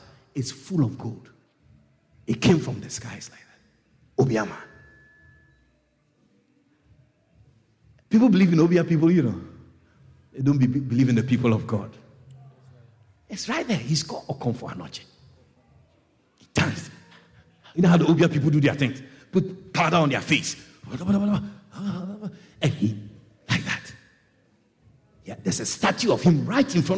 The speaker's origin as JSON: {"language": "English", "town": "Kumasi", "region": "Ashanti", "country": "Ghana", "tie": "born or raised there", "moved": "yes", "said": "where I come from in West Africa, I come from Ghana. I was born in Ghana. And I'm from the Ashanti tribe."}